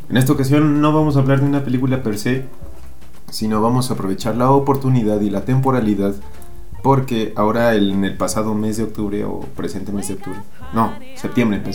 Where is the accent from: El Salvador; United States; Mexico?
Mexico; Aguascalientes; aguas calientes nuestra bella ciudad de cantera y plata